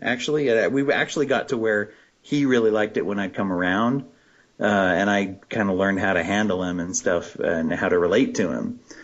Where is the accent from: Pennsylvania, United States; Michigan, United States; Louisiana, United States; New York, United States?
Pennsylvania, United States; moved away; I grew up in Pennsylvania